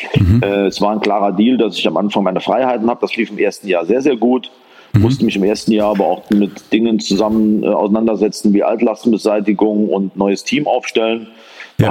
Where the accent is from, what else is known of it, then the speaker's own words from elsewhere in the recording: Saarland, Germany; also born or lived in Paderborn; Bin geboren im schönen Saarland, äh, dort als Sohn eines Fachgroßhändlers